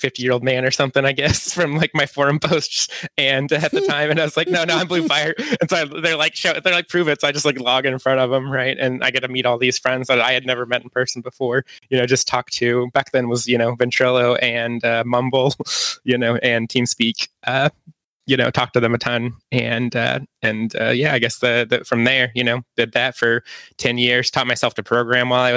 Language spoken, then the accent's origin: English; Kansas, United States; accent: Kansas; now in Los Angeles, United States; I grew up in Kansas in a very small town.